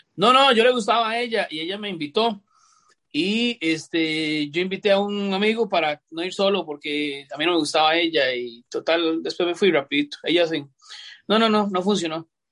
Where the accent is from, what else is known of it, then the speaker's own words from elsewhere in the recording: San José, Costa Rica; Yo me crié en Atillo 7